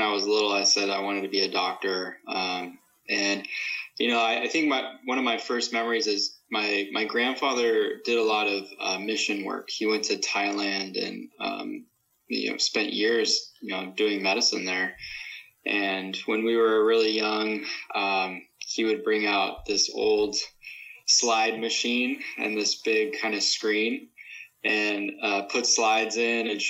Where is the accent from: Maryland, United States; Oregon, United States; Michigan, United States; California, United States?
California, United States; Glendale; I grew up in Glendale, just kind of right outside of L.A.